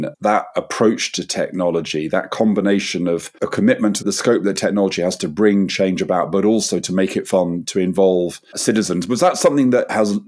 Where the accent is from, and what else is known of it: United Kingdom